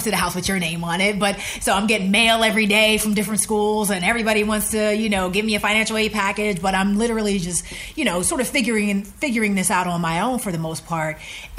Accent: the North, United States; You know, I'm from the North. You know, we didn't, HBCUs weren't necessarily a thing.

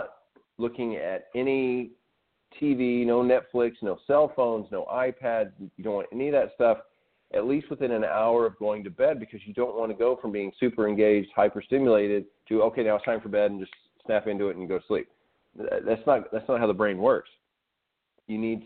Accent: Arkansas, United States; I grew up in Arkansas

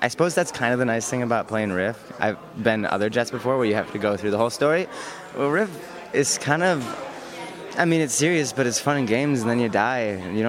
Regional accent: Grand Rapids, Michigan, United States; moved away as an adult; now in New York City, United States; a ballet company in my hometown. Where's that? Grand Rapids, Michigan.

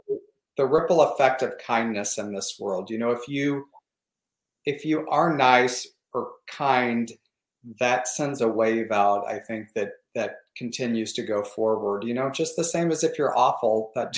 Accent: the Ozarks, United States; also born or lived in Michigan, United States; now in Palm Springs, United States; growing up in the Ozarks, I was fascinated with, we were in Tornado Alley, is what they called it.

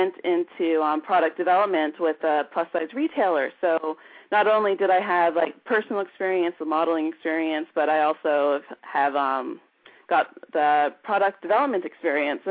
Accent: Canada; moved away; growing up in Canada during the 80s

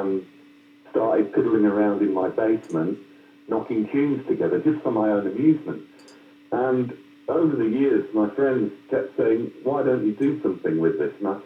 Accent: Yorkshire and the Humber, United Kingdom; also born or lived in Wiltshire; I'm a lad from Yorkshire

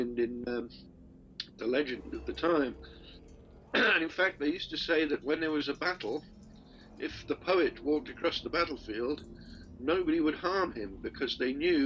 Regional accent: Cardiff, Wales, United Kingdom; I'm from Cardiff, Wales.

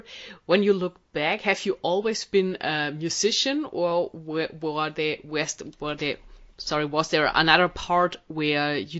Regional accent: Germany; I as a German

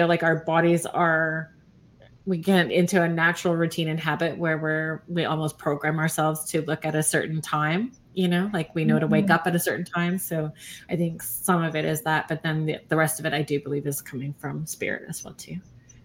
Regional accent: Sault Ste. Marie, Ontario, Canada; also born or lived in Alberta; now in Southern Ontario, Canada; I'm from Sault Ste. Marie originally

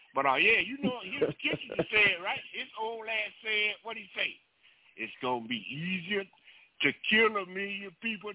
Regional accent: South Florida, United States; I grew up in South Florida.

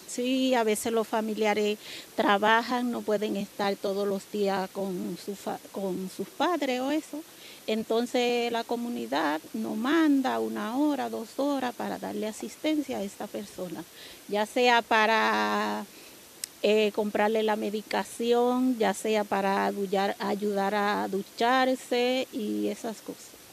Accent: San Francisco de Macorís, Duarte, Dominican Republic; moved away as an adult; now in Madrid, Spain; Yo tengo nueve años en España, soy de San Francisco de Macorís

